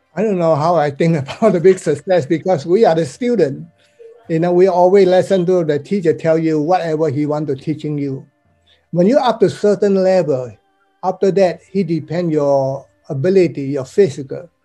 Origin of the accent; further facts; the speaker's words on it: Malaysia; also born or lived in Taiwan; now in United States; I'm considered a so-called overseas Chinese student. I'm from Malaysia